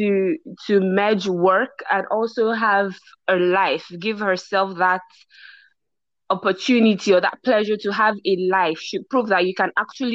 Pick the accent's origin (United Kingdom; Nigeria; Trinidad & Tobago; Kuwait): Nigeria; as a Nigerian